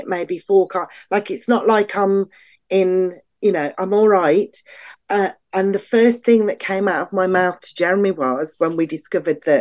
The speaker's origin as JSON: {"language": "English", "region": "England", "country": "United Kingdom", "said": "being English and female"}